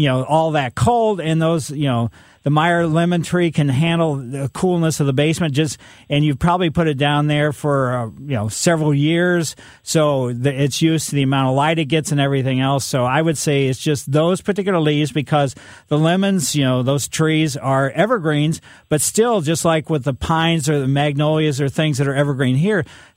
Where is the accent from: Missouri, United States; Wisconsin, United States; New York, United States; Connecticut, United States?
Missouri, United States; Ellisville; also born or lived in St. Louis; Ellisville, my hometown, after my parents moved from the city of St. Louis